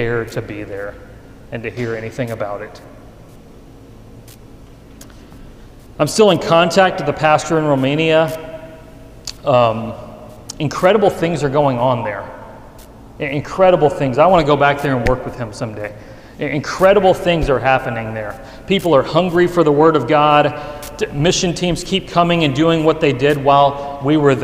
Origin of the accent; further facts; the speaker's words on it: the Bible Belt, United States; It was in my hometown